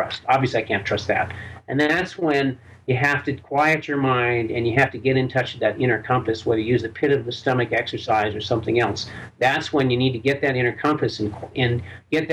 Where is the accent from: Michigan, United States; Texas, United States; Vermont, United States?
Vermont, United States; Burlington; I was born and raised Jewish in Burlington, Vermont